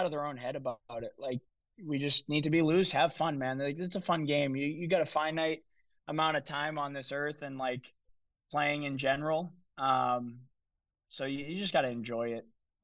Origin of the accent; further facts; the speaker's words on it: Lowell, Massachusetts, United States; He played in Lowell, where my hometown is.